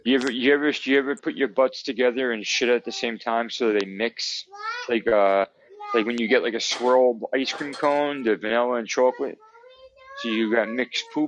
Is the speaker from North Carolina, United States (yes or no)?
no; New Jersey, United States; I'm from New Jersey